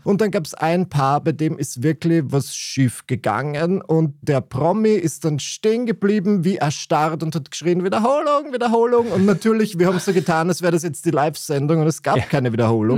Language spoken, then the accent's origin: German; Burgenland, Austria; bei uns im Burgenland hat das niemand gemacht, zumindest in meiner Klasse an meiner katholischen Privatschule